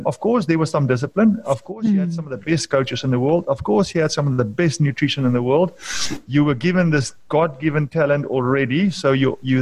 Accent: Free State, South Africa; I was born in the Free State in 1973

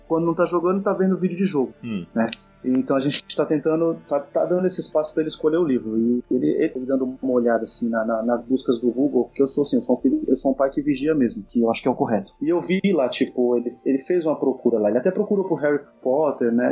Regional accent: Brazil; como brasileiro, como criança da época

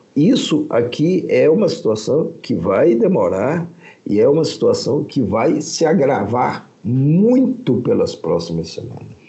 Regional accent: Brazil; somos brasileiros

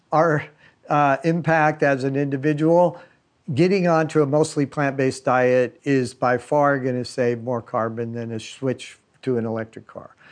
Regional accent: California, United States; I've been spending almost all my life in California, so I've lived all over the state

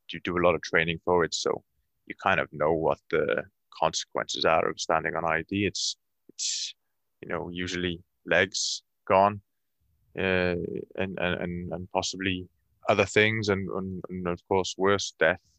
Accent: Cardiff, Wales, United Kingdom; moved away; Cardiff. I'm from I'm from Wales, Cardiff. Yeah. Uh, Cardiff is the capital city of Wales

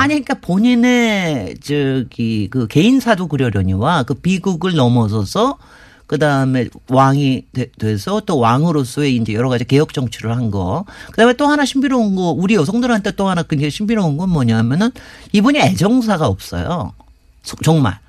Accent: Seoul, South Korea; 제가 이제 어렸을 때 사대문 안에 당연히 살았으니까

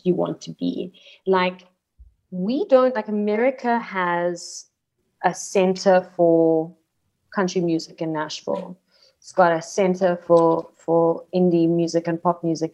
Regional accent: Cape Town, Western Cape, South Africa; moved away as an adult; now in Johannesburg, South Africa; being born and bred in Cape Town

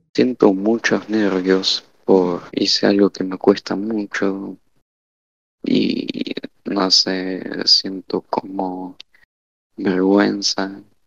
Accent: Argentina; soy de Argentina, estudio economía

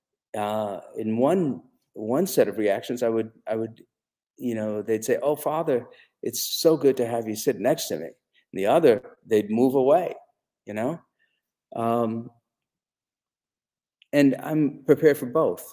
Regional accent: India; moved away; when I was growing up in India

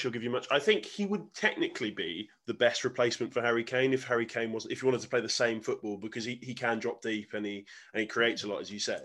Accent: England, United Kingdom; I was born in England

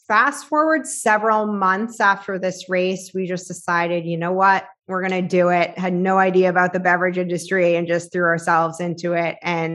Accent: Boston, Massachusetts, United States; So I was in sales for tech, and I'm from Boston.

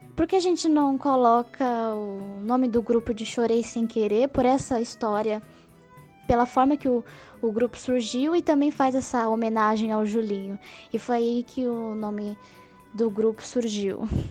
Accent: Santos, São Paulo, Brazil; moved away as an adult; also born or lived in Pelotas; Eu sou de Santos, São Paulo

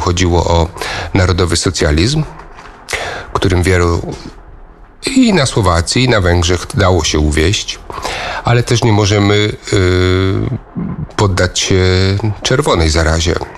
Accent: Koszalin, West Pomeranian Voivodeship, Poland; moved away as an adult; also born or lived in Gniezno / Hungary; now in Eger, Hungary; urodziłem się, wychowałem w Krzelinie, ale nie mogę powiedzieć, że pochodzę z Koszalina

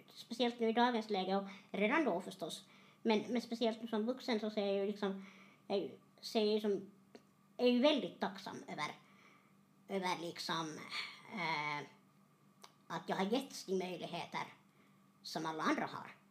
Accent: Terjärv, Ostrobothnia, Finland; jag är hemma från Terjärv. Mm. Uppvuxen i en tvåspråkig familj

